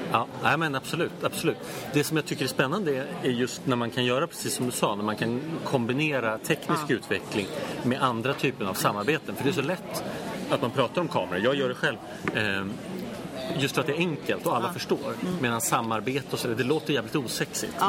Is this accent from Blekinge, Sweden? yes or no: no; Tyresö, Stockholm County, Sweden; i Tyresö, där jag kommer ifrån